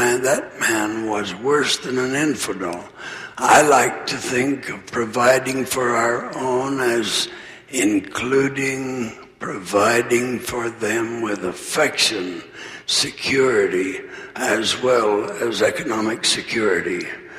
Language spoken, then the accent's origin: English; Arizona, United States; with which I was familiar when I was a child growing up in Arizona.